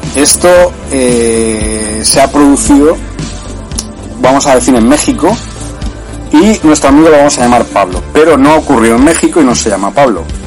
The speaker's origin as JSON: {"language": "Spanish", "area": "Granada", "region": "Andalusia", "country": "Spain", "tie": "born or raised there", "said": "desde que era pequeño, desde, desde que estaba en mi pueblo en Granada."}